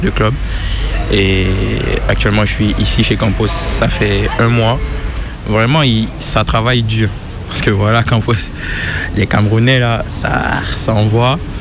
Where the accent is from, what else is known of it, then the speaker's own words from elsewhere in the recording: Côte d’Ivoire; moved away as an adult; also born or lived in Mali; now in France; J'étais à l'école d'abord, en Côte d'Ivoire